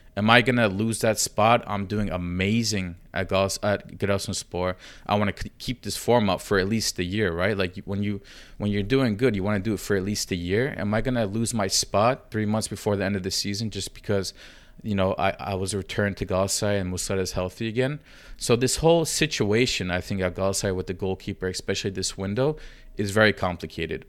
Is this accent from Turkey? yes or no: yes; Giresun, Turkey; I'm from Gerasun